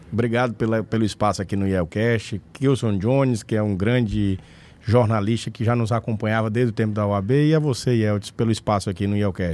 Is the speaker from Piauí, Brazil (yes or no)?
yes; Pedro II, Piauí, Brazil; also born or lived in Teresina; Nasci em Pedro II, sou natural da cidade de Pedro II